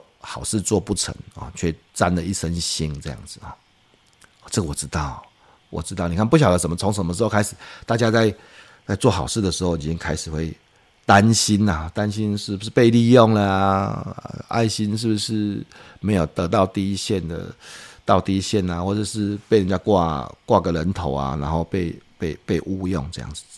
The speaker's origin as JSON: {"language": "Chinese", "country": "Taiwan", "said": "我觉得我们台湾人都是很， 很好心的"}